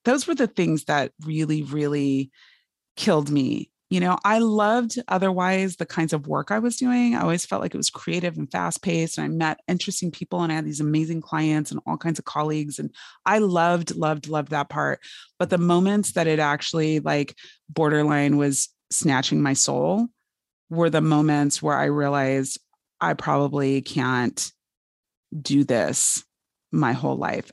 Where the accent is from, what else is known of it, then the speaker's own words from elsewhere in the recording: Fresno, California, United States; I grew up in Fresno, California